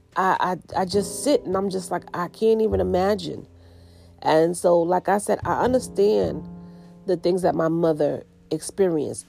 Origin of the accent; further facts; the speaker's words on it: United States; most of my family, they were in the islands, and I grew up in the States. And so my brothers were born in the island. I was the only one born in the States.